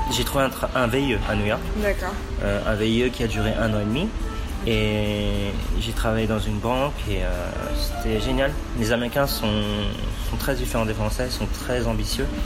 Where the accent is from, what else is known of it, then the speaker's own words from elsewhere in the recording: France; born there; Je suis d'origine chinoise, mes parents sont nés au Cambodge et je suis né en France.